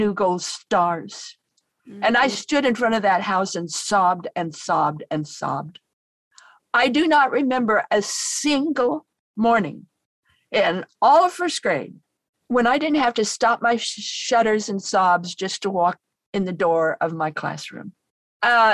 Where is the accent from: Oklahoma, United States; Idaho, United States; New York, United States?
Idaho, United States; I come from Idaho